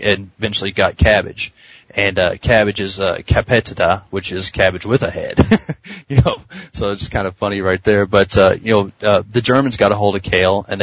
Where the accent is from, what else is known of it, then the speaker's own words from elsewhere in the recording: the South, United States; I'm from the South, so, you know, or mid South at least